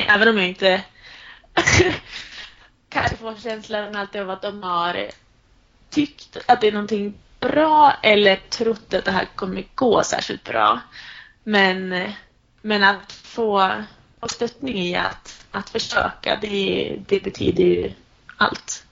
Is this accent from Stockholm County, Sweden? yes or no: no; Sundsvall, Västernorrland County, Sweden; also born or lived in Uppsala; när jag satt där hemma i Sundsvall